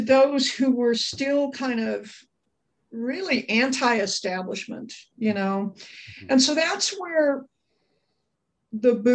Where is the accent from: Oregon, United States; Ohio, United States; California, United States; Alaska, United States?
California, United States; Los Angeles; I grew up in Brentwood, California